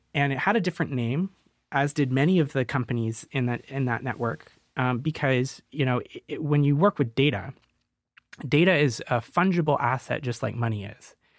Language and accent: English; Canada; moved away; Being 24, I'm Canadian